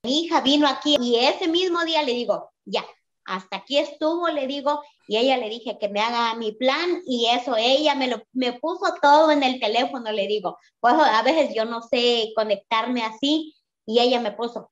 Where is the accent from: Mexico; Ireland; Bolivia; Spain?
Mexico; now in Phoenix, United States; vivo en Phoenix, pero yo soy mexicana